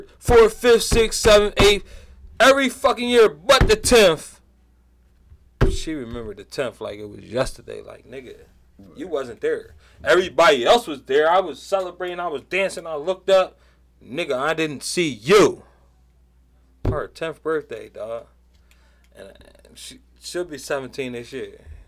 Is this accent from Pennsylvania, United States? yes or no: yes; Philadelphia, Pennsylvania, United States; growing up in Southwest